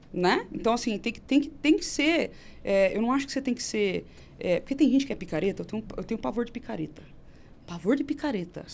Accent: Campinas, São Paulo, Brazil; Sou de Campinas

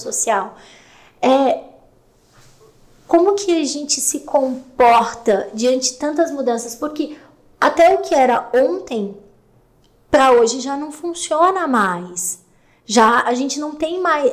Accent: Serra Catarinense, Santa Catarina, Brazil; eu sou da Serra Catarinense, então eu venho dessa coisa

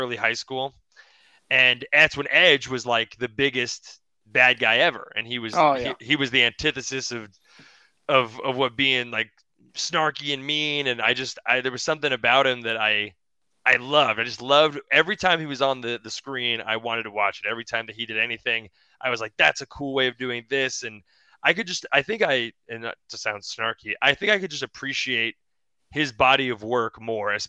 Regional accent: Moorpark, California, United States; My hometown is in Moorpark, California, which is this small town right outside of the valley over in Los Angeles

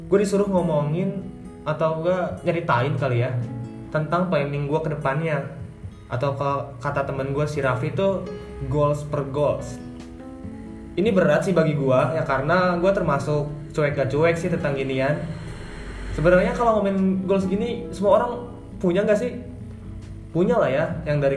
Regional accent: Pandeglang, Banten, Indonesia; also born or lived in Central Java; umur gue 18 tahun gue berasal dari Pandeglang Banten

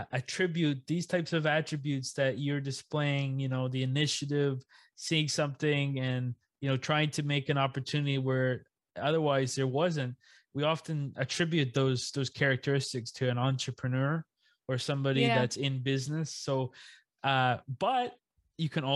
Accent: Yarmouth, Nova Scotia, Canada; I'm from a small town in Yarmouth, okay, fishing community.

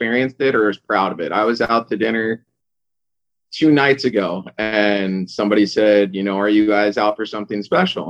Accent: Irvine, California, United States; I grew up in Southern California in Irvine

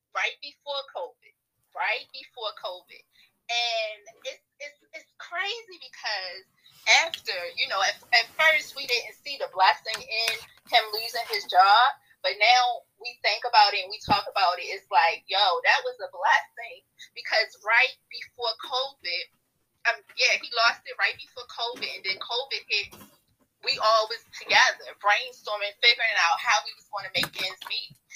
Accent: Baltimore, Maryland, United States; growing up in Baltimore City

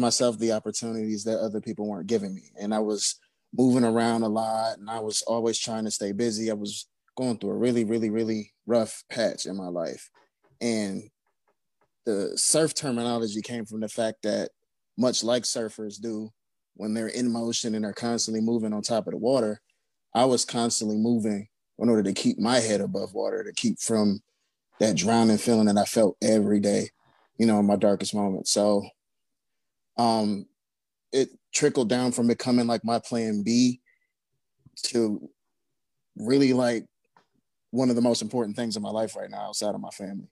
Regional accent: Cleveland, Ohio, United States; I'm from Cleveland, Ohio. I hail from the Glenville area.

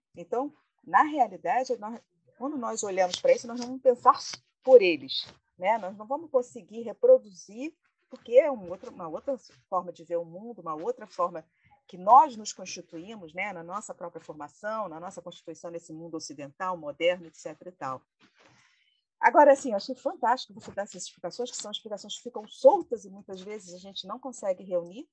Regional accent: Brazil

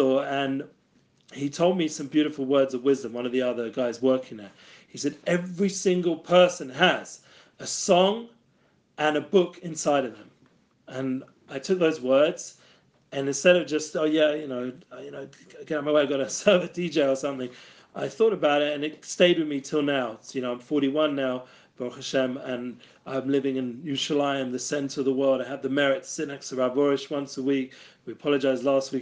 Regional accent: London, United Kingdom; now in Israel; I was growing up in London from Torah Judaism

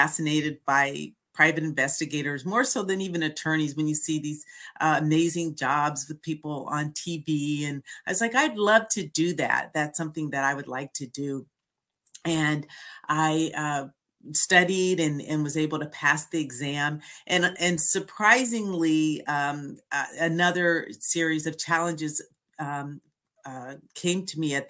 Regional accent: San Francisco Bay Area, California, United States; also born or lived in Philadelphia; I was born in the San Francisco Bay Area

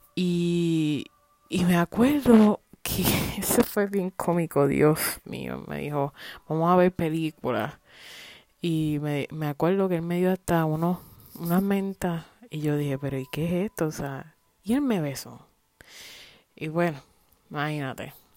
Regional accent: Puerto Rico; moved away as an adult; now in United States; Puerto Rico ni la historia de nosotros

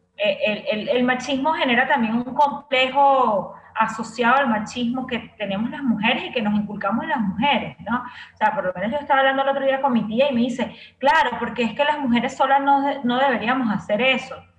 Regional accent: Venezuela

